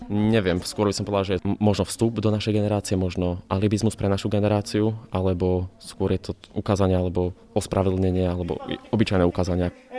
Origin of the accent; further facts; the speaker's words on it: Prievidza, Trenčín Region, Slovakia; v mojom rodnom meste v Prievidzi